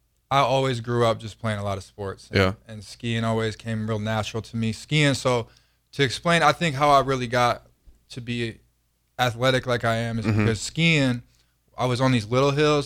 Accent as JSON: {"language": "English", "town": "Traverse City", "region": "Michigan", "country": "United States", "said": "I'm from Traverse City, Michigan."}